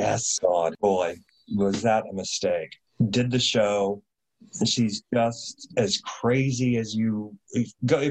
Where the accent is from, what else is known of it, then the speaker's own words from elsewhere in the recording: Indiana, United States; now in San Francisco, United States; I had a film festival in my hometown, home state of Indiana